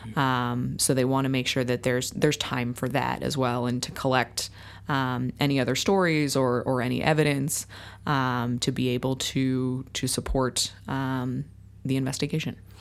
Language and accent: English; Whitehouse, New Jersey, United States; now in Royal Oak, United States; I grew up, uh, in White House, New Jersey.